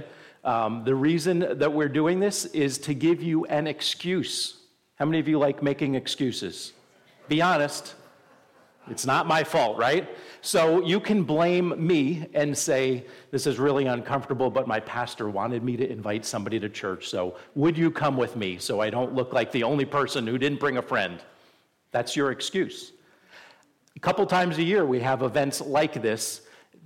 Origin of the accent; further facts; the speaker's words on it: New Jersey, United States; also born or lived in Midwest; now in Buffalo area, United States; I grew up in New Jersey near the Giants and then lived in the Midwest, Chicago Bears and Indianapolis Colts